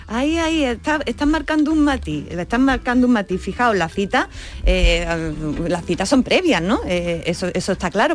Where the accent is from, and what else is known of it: Andalusia, Spain; accent: Andalusian